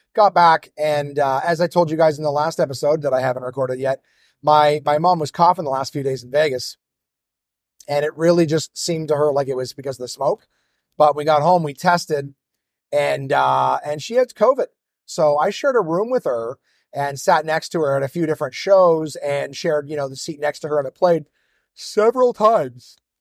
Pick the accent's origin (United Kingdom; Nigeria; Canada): Canada; Ottawa, Ontario; my hometown of Ottawa